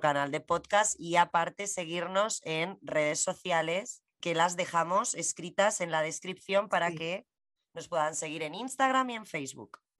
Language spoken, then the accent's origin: Spanish; Spain; yo soy española